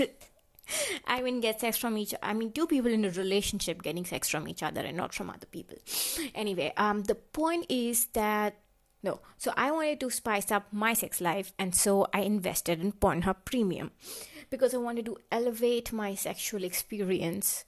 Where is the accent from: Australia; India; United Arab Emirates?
India; moved away as an adult; now in Germany; this is my actual accent. I am from India and this is how I talk.